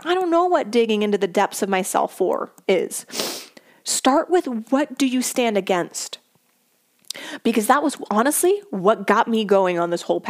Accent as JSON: {"language": "English", "town": "Philadelphia", "region": "Pennsylvania", "country": "United States", "tie": "born or raised there", "said": "I was born and raised in the Philadelphia area"}